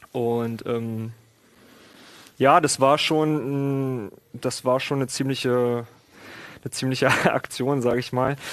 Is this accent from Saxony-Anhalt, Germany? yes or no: yes; Oschersleben, Saxony-Anhalt, Germany; moved away as an adult; now in Magdeburg, Germany; Bildungsweg hier in Magdeburg das war dann auch irgendwann der Grund von Oschersleben, der Stadt quasi, wo ich aufgewachsen bin, äh, dann hier mal her, herzukommen, habe dann hier mein Abitur nachgeholt